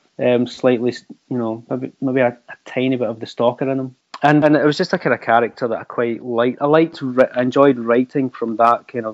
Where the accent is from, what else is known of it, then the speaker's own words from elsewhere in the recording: Scotland, United Kingdom; I'm obviously being Scottish as well